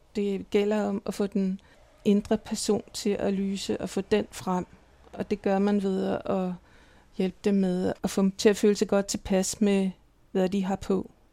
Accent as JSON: {"language": "Danish", "town": "Copenhagen", "region": "Capital Region of Denmark", "country": "Denmark", "tie": "born or raised there", "also_born_or_lived": "Milan", "moved": "as an adult", "lives_now": "Berlin, Germany", "said": "jeg er vokset op i København"}